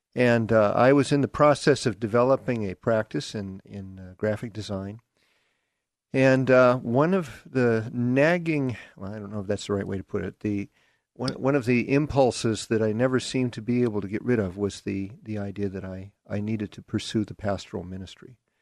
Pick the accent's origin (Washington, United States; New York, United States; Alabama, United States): Washington, United States; Seattle; accent: Seattle; also born or lived in Derby, Kansas; I grew up in, uh, Seattle